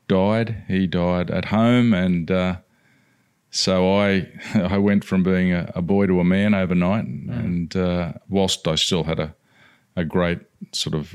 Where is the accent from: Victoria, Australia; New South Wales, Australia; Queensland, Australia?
New South Wales, Australia; Sydney; also born or lived in London, United Kingdom; So my beginnings were growing up in southwestern Sydney in the Padstow area, where my father bought a house that had just been built. And I, from there, grew up just as a normal Aussie kid.